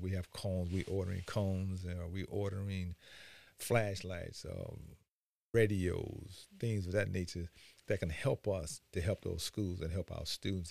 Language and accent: English; Chicago, Illinois, United States; moved away as an adult; now in Beaufort County, United States; as I grew up in Chicago, I ended up joining the military.